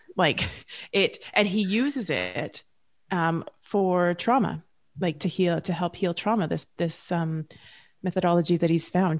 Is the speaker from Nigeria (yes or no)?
no; Canada; Julie and I are both Canadian